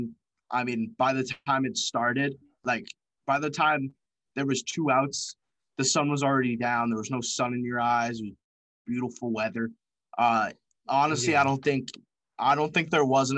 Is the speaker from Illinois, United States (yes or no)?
no; Boston, Massachusetts, United States; we're from Boston or from the area